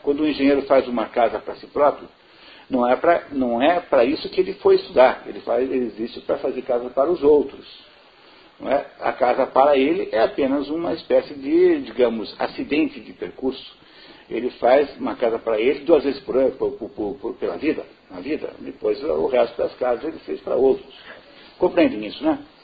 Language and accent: Portuguese; Brazil